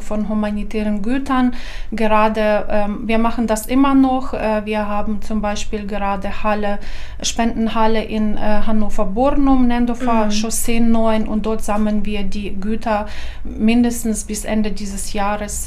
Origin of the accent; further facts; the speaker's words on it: Ukraine; German is a second language; moved away as an adult; also born or lived in Lower Saxony, Germany; now in Germany; Ich habe äh, pädagogische Universität in meiner Heimatstadt abgeschlossen